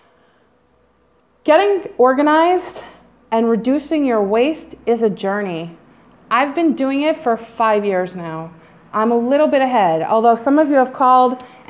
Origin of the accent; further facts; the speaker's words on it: Silver Spring, Maryland, United States; moved away as an adult; also born or lived in New York; now in Israel; I'm from Silver Spring, Maryland, and I grew up in a big house with a big kitchen. It's true. I lived there till